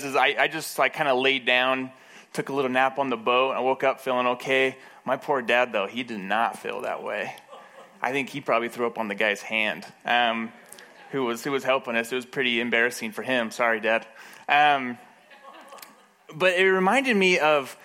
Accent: Moab, Utah, United States; I grew up in Moab

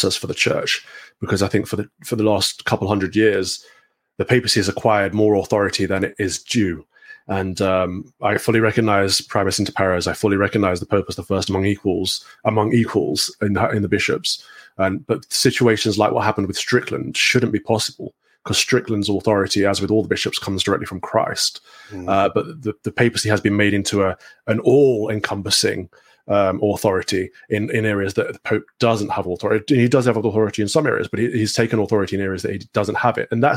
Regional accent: England, United Kingdom; I'm an Englishman

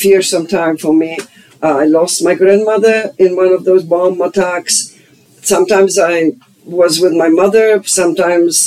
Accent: Silesian Voivodeship, Poland; English is a second language; moved away as an adult; also born or lived in Germany; now in United States; I was born in East Germany, the state of Silesia, that was German at the time.

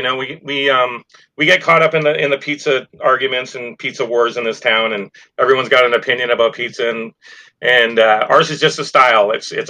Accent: Canada; now in Naples, United States; I'm from the West Coast of Canada. So I've been down here in Naples for about 18 years and, you know, moved here for family.

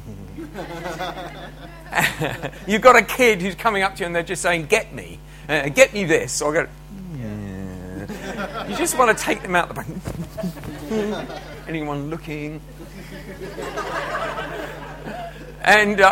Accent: United Kingdom; as British, we're pretty rubbish at language

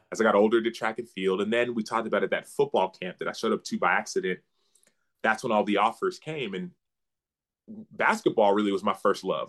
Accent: Dallas, Texas, United States; I grew up in Dallas. Uh, my parents were born and raised in Nigeria

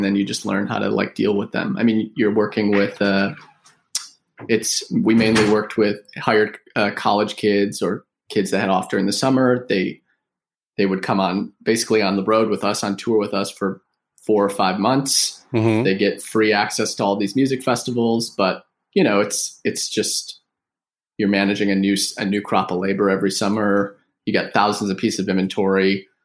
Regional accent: Buffalo, New York, United States; moved away; We're from Buffalo, New York, originally.

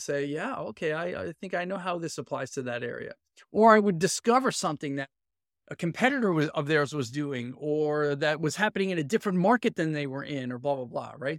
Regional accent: New York City, New York, United States; moved away as an adult; also born or lived in San Francisco Bay Area / London; now in Boston, United States; I'm a born and raised inner city Brooklyn kid.

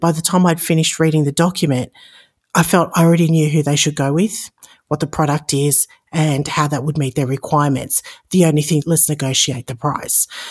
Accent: Sydney, New South Wales, Australia; moved away as an adult; also born or lived in Chicago, United States; now in Las Vegas, United States; Born and raised in Sydney, Australia, now living in Las Vegas, Nevada, and, uh, immigrated to the United States about fourteen years ago.

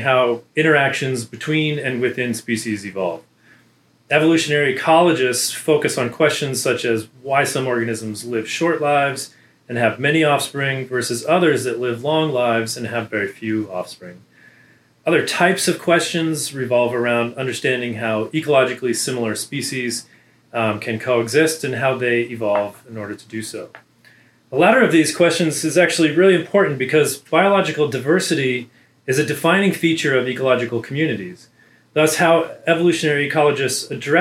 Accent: Southern California, United States; moved away as an adult; also born or lived in Prescott, Arizona / Riverside, California / Amherst, Massachusetts / Oxford, United Kingdom; now in Auburn, United States; I grew up in Southern California

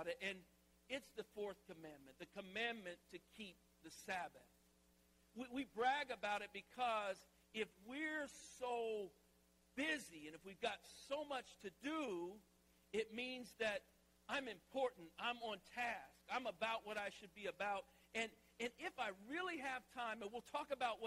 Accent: the South, United States; moved away as an adult; now in Philadelphia, United States; I grew up in the South

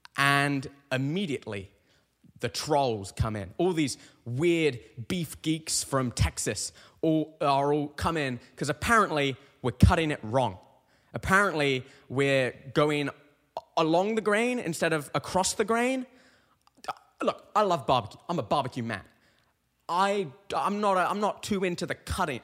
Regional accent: United Kingdom; now in Connecticut, United States; I'm a Brit

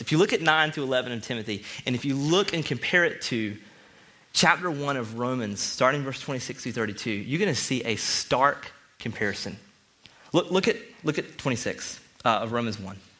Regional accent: the South, United States; I'm from the South

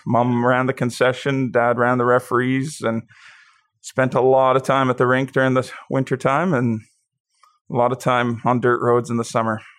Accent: Pincher Creek, Alberta, Canada; also born or lived in Taber, Alberta; Growing up in Pincher, there was about thirty-five hundred people

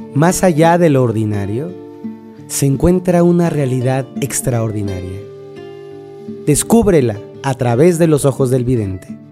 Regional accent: Mexico City, Mexico; crecí en un pueblito que se llama Santa Cruz Acatlán, un pueblo muy bonito que ya se comió la Ciudad de México

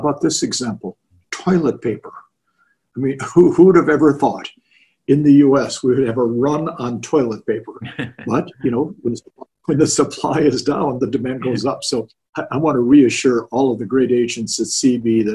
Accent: Orange County, California, United States; I grew up in Orange County

